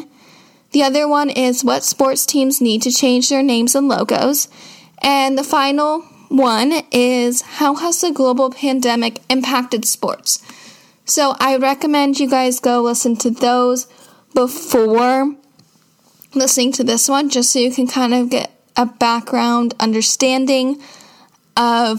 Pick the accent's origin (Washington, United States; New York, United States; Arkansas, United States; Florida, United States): Washington, United States; Seattle